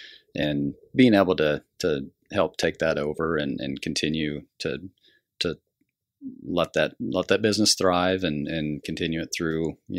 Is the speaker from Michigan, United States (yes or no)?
no; Larned, Kansas, United States; also born or lived in Colorado; I was born and raised here in Larned. Left for a few years after college to work in another community, but been back here since